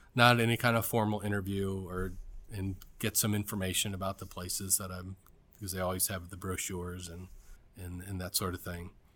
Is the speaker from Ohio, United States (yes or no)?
yes; Cleveland, Ohio, United States; moved away; also born or lived in Atlanta / Washington, D.C.; I'm from Cleveland, Ohio.